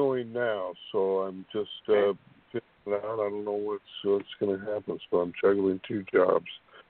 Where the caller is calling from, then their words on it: California, United States; calling from California.